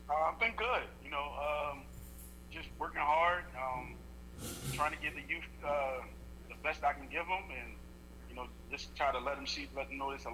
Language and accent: English; Georgia, United States; The fact that I'm from Georgia, I love to cook.